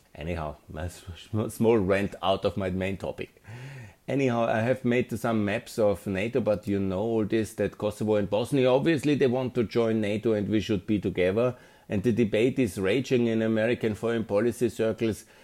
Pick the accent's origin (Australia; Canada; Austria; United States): Austria; Linz, Upper Austria; Austrian development consultant, um, management consultant, 54 from Linz